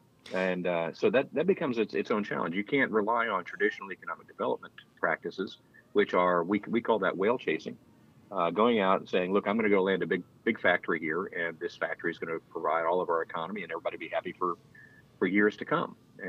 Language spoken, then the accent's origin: English; Louisiana, United States; now in Oxford, United States; I'm from Louisiana, and we always called it Lafayette, and then up here it's Lafayette.